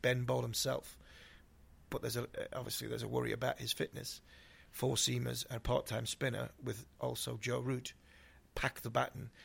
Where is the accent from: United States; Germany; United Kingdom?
United Kingdom; Ashington, North East England; I'm from Asherton